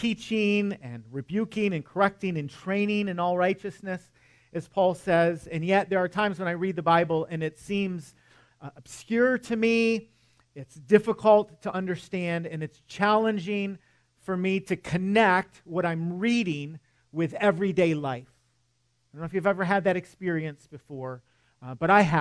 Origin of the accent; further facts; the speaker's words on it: Michigan, United States; moved away; I'm from Michigan, and yes, I still get cold